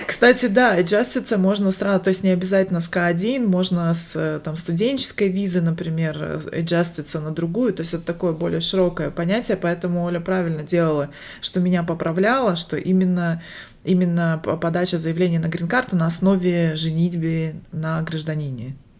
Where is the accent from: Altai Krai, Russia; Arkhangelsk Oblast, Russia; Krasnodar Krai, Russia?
Altai Krai, Russia; Barnaul; now in Las Vegas, United States; Я родилась в Сибири, в городе Барнаул, а сейчас живу в Лас-Вегасе, штат Невада, и это моя вторая иммиграция